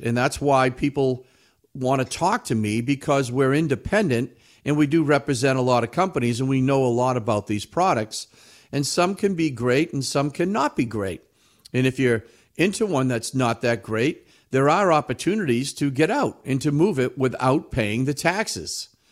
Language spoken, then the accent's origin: English; New England, United States; we're from New England. We're all skeptics up here.